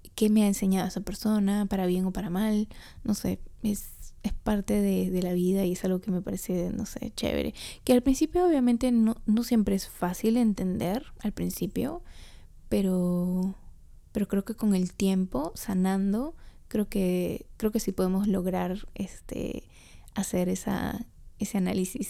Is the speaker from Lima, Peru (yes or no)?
no; Trujillo, La Libertad, Peru; yo soy trujillana